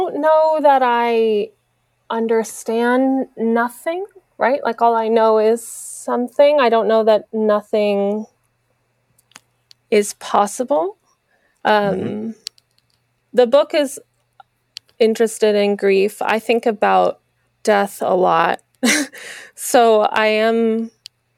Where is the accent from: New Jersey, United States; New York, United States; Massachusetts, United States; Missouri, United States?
New Jersey, United States; now in Los Angeles, United States; New Jersey, where I grew up